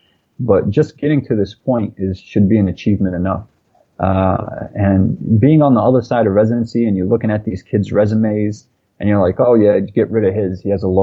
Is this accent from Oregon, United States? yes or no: no; New York City, New York, United States; we grew up in Brooklyn, New York